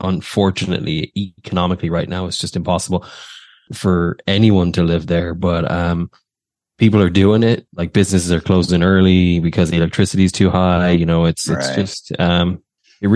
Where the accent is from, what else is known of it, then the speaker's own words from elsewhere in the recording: Ireland; moved away as an adult; now in United States; I grew up in Ireland. So my whole life, really, until I got here, 2010 was when I first arrived in America